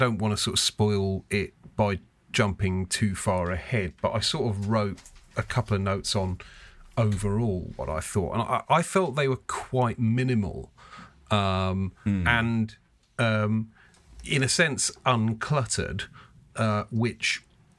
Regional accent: Lancaster, North West England, United Kingdom; I grew up in Lancaster in the north

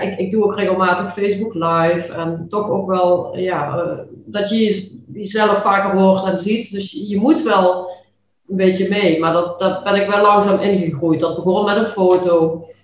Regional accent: Limburg, Netherlands; accent: Limburgish; ik heb altijd ja, best wel moeite gehad, ook toch wel met mijn Limburgse accent

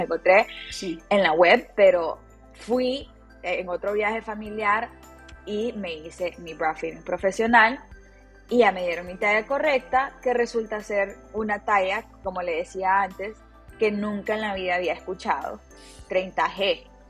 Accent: Tegucigalpa, Francisco Morazán, Honduras; Nací en Tegucigalpa, Honduras y estudié em, en, la, Universidad de Unitec, en Tegucigalpa

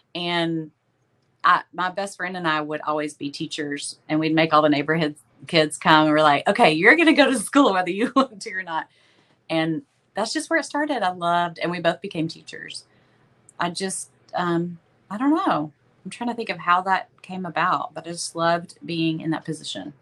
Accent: Tyler, Texas, United States; I'm from Tyler. Uh, Tyler, you know, it's about an hour and a half from Dallas, and it's uh, it's a city of about uh, probably a little over a hundred thousand. And I've lived here most of my life

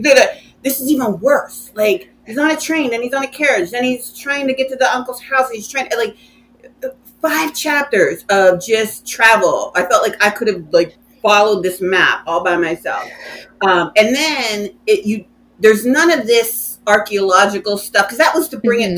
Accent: United States; I, as an American

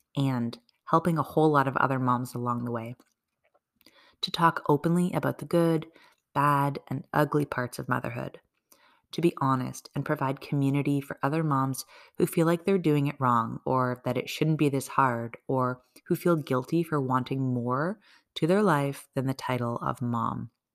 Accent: Canada; I'm a Canadian mom of two kids

